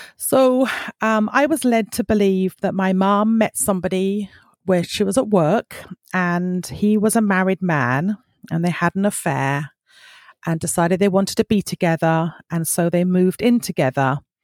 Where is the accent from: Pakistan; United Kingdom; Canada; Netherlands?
United Kingdom; South East England; now in Michigan, United States; I was brought up in the United Kingdom, in the southeast of the United Kingdom